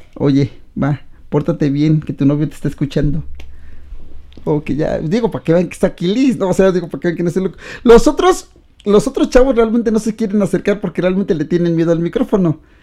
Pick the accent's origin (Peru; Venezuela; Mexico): Mexico